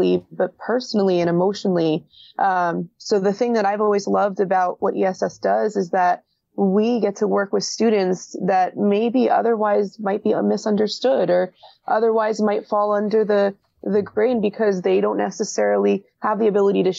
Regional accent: Hillsborough, New Jersey, United States; I grew up in Hillsborough

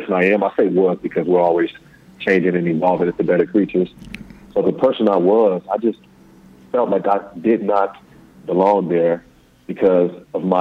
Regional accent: Chicago, Illinois, United States; moved away as an adult; now in Lusaka, Zambia; I was born in Chicago, 8/8/88

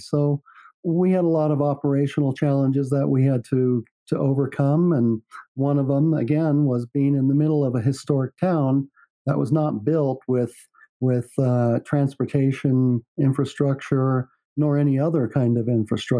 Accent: San Francisco, California, United States; now in Park City, United States; And I come from San Francisco. My first thought was, wow, this place is really cheap.

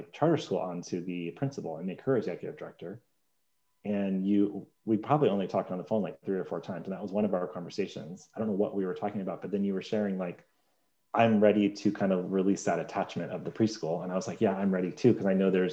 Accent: United Kingdom; I'm British

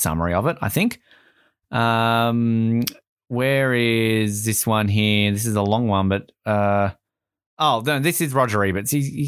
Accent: Wyoming, United States; I'm from Wyoming.

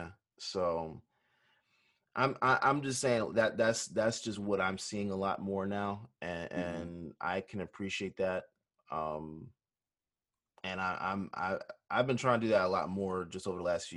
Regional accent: United States; I grew up in America as a Black man

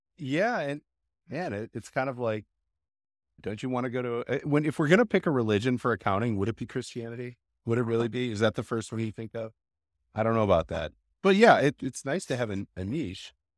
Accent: Chicago, Illinois, United States; growing up in Chicago

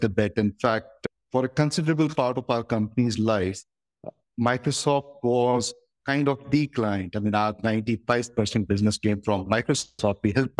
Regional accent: Udaipur, Rajasthan, India; moved away as an adult; also born or lived in Bangalore / Mumbai; my hometown, that's in Udaipur in Rajasthan

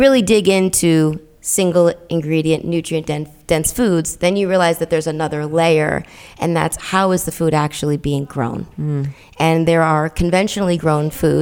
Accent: Middletown, Connecticut, United States; I'm from Middletown, Connecticut, which is right in the middle of the state

